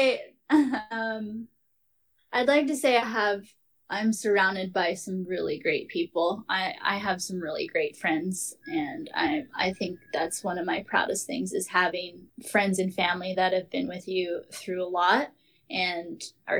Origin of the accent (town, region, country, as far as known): Hawaii, United States